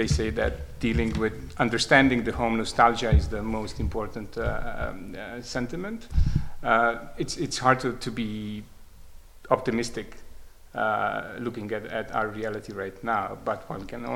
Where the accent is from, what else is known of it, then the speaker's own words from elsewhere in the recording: Rijeka, Primorje-Gorski Kotar County, Croatia; moved away; my hometown is Rijeka